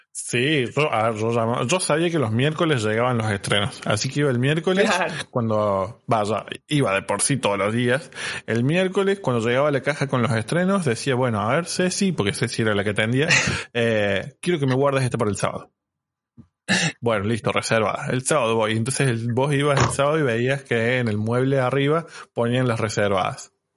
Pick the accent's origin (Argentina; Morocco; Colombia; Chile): Argentina; Unquillo, Córdoba; yo crecí en Unquillo, en Córdoba